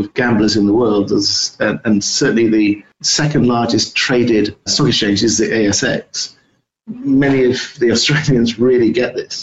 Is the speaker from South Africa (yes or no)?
no; United Kingdom; now in United States; I'm based in the US, although you can tell that I'm a Brit